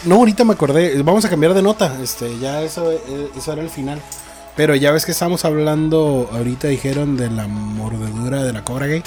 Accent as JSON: {"language": "Spanish", "country": "Mexico", "said": "Nosotros como mexicanos"}